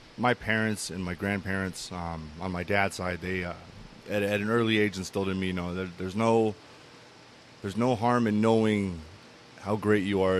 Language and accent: English; Globe, Arizona, United States; I'm from a small town about 2.5 hours east of here called Globe